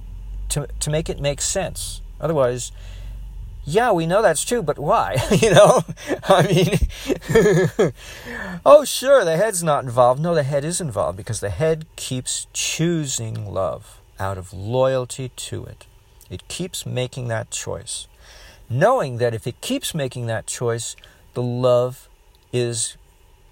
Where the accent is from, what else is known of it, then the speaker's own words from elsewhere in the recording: United States; I'm all American